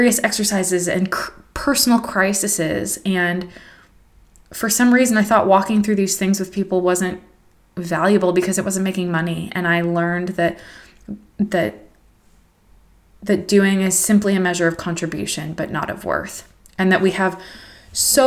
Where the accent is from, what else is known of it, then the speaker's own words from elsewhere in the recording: United States; moved away as an adult; as an American woman